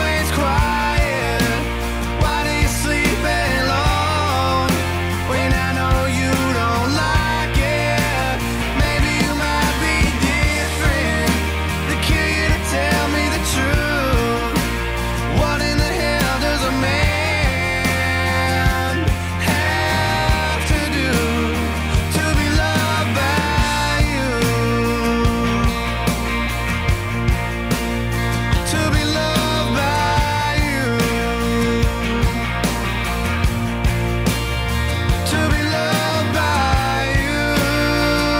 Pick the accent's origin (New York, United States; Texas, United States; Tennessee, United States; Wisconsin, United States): Texas, United States; being a Texan